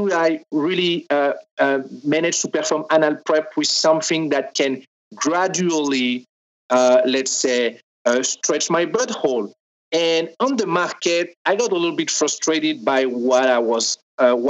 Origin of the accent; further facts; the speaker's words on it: France; accent: French; English is a second language; now in Los Angeles, United States; I am French.